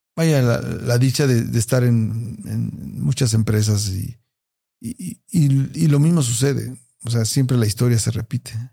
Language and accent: Spanish; Puebla, Mexico; De Puebla